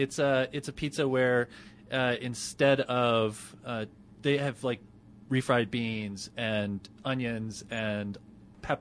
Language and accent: English; Roswell, New Mexico, United States; now in Denver, United States; I grew up in New Mexico. I grew up in Roswell, and we had smothered burritos in Roswell.